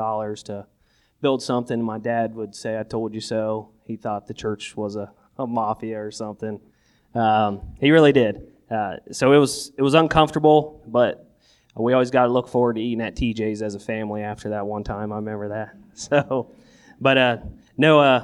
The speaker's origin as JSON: {"language": "English", "town": "Newark", "region": "Ohio", "country": "United States", "tie": "born or raised there", "also_born_or_lived": "Buckeye Lake, Ohio / Zanesville, Ohio", "said": "I grew up in Buckeye Lake till about the third grade, and then we moved to Zanesville for a couple years. Came back to Newark"}